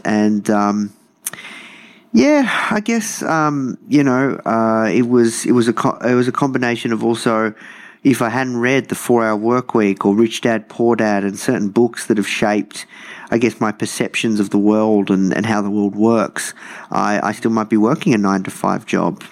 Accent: Melbourne, Victoria, Australia; I grew up uh, in hometown Melbourne, uh, in the suburbs or the burbs

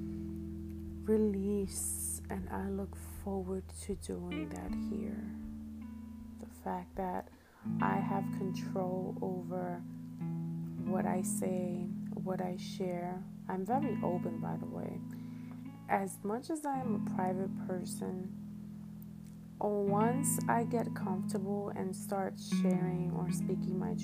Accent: New York City, New York, United States; also born or lived in Washington Heights; I was born in Washington Heights, raised in Harlem

